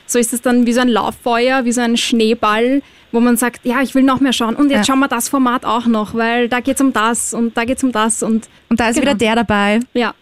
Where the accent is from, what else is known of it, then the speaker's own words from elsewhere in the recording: Austria; als Österreicher und Österreicherin